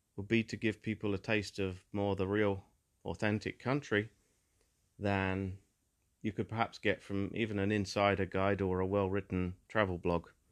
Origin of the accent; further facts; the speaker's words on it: England, United Kingdom; As somebody who was born into England and who definitely grew up appreciating a lot of the natural beauty in the historical beauty, the buildings, the cities, the towns and villages of my home country